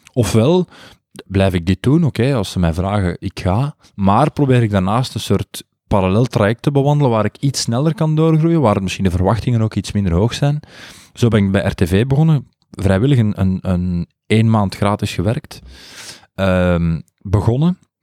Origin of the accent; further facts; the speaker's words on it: Buggenhout, Londerzeel, Flanders, Belgium; accent: plat Brainonks / Londerzeels dialect; Ik kwam, ik kwam van Brainonk en ik sprak plat Brainonks. Ik sprak echt plat Brainonks eh, dialect